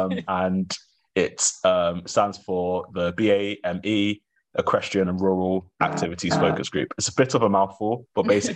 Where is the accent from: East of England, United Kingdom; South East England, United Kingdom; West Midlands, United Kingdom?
East of England, United Kingdom; Welwyn Garden City; moved away as an adult; now in Wiltshire, United Kingdom; I grew up in Hertfordshire, which is quote unquote countryside